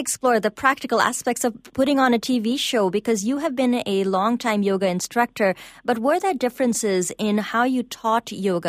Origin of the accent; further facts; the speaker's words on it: India; moved away as an adult; now in Toronto, Canada; I grew up in India